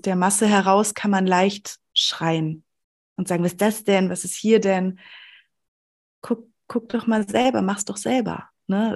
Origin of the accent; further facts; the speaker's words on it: Sauerland, North Rhine-Westphalia, Germany; ich komme aus dem Sauerland, ähm, aus, dem, aus der ländlichen Region